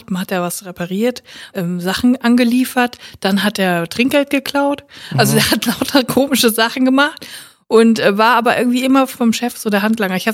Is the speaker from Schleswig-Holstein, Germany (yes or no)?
no; Siegen, North Rhine-Westphalia, Germany; durch die City-Galerie in Siegen gelaufen, da wo ich herkomme.